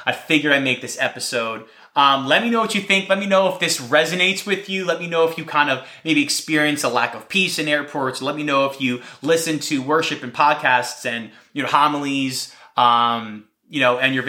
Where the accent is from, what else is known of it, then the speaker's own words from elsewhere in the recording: New Jersey, United States; I'm from New Jersey